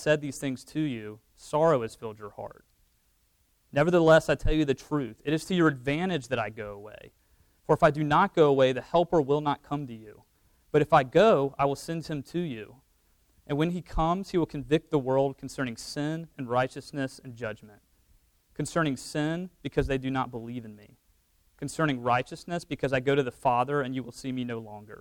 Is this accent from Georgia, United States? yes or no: yes; Georgia, United States; moved away as an adult; also born or lived in Auburn, Alabama / St. Louis, Missouri; now in Oklahoma, United States; I mostly grew up in Georgia, went to school in Auburn